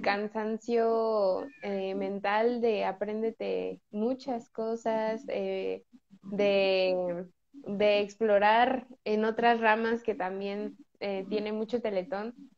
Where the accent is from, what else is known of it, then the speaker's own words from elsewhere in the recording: State of Mexico, Mexico; soy del Estado de México